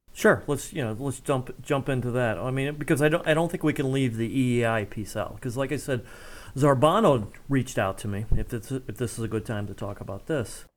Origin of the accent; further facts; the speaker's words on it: Ohio, United States; also born or lived in Cincinnati, Ohio / Columbus, Ohio; now in Ashland, United States; I grew up in Cincinnati and Columbus, so I, I know Ohio pretty well